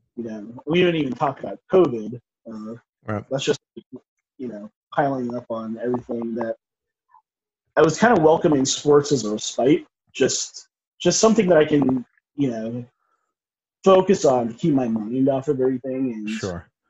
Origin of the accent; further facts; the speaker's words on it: United States; I'm a person of color, I'm East Indian American